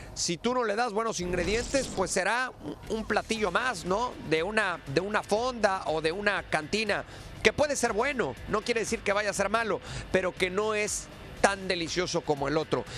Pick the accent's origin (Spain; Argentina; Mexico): Mexico; yo primero soy mexicano